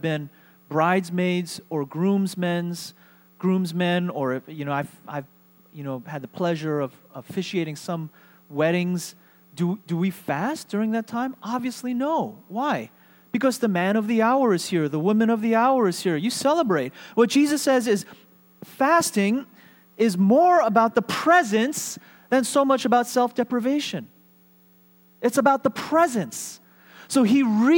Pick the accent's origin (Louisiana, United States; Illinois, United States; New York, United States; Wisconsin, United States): New York, United States; moved away as an adult; The church, the Korean ethnic church that I grew up in New York was a place that shaped me